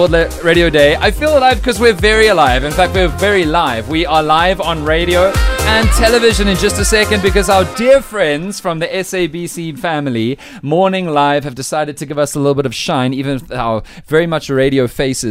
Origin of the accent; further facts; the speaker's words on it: South Africa; As a South African